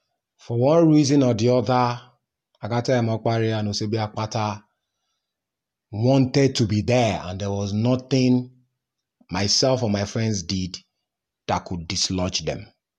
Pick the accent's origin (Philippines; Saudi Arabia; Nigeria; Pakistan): Nigeria; I'm Nigerian now, full-blooded Nigerian.